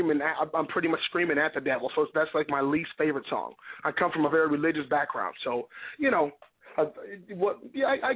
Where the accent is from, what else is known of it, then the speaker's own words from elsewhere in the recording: Duluth, Minnesota, United States; I'm from Duluth, Minnesota, so I did play hockey, too